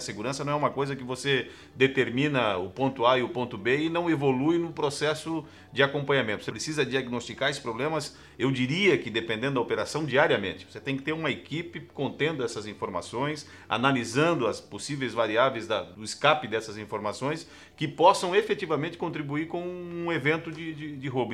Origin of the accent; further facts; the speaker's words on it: Santa Catarina, Brazil; enquanto catarinense, enquanto brasileiro